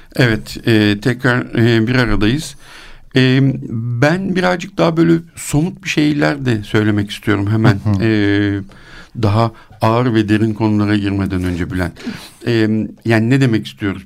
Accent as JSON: {"language": "Turkish", "country": "Turkey", "also_born_or_lived": "Switzerland", "said": "ben onu bir Türk olarak"}